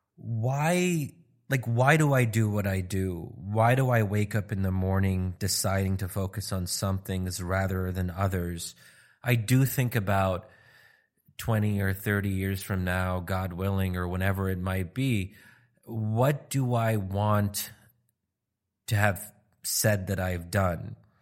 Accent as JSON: {"language": "English", "country": "United States", "said": "my being American"}